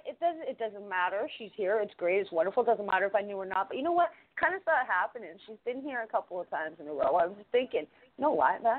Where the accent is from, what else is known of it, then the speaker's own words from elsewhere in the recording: Toronto, Ontario, Canada; I'm from Toronto.